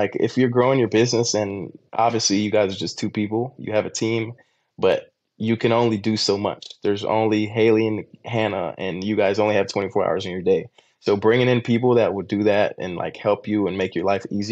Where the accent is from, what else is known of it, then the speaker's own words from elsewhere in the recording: Costa Rica; moved away; I'm building one in my home country, Costa Rica, that I'm going to Airbnb out.